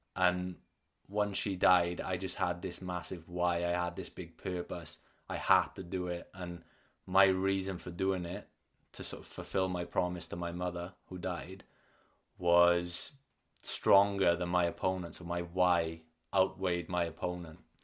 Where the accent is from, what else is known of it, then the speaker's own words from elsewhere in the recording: Wales, United Kingdom; I like to identify as Welsh rather than British.